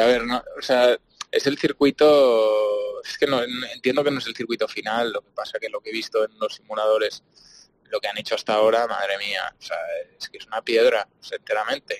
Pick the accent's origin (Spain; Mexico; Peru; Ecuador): Spain; Barcelona, Catalonia; yo soy de Barcelona